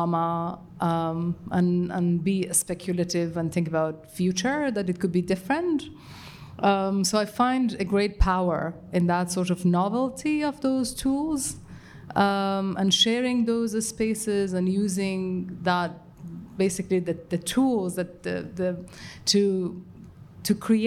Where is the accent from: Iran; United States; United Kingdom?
Iran; moved away; I grew up in Iran with the experiences that comes